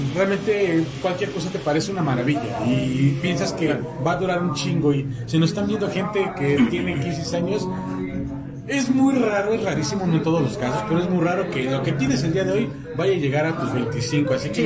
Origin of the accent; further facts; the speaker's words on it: Mexico City, Mexico; yo soy de la Ciudad de México